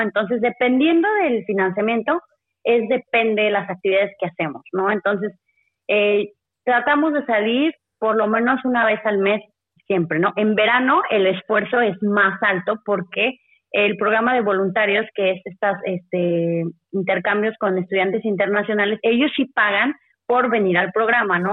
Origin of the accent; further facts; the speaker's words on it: Mexico; Todos somos mexicanos